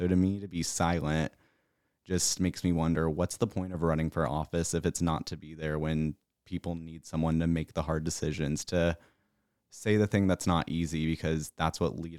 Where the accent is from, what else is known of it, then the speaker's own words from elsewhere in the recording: South Carolina, United States; that my hometown, yes, has, I mean, we elected Russell Fry to take out Tom Rice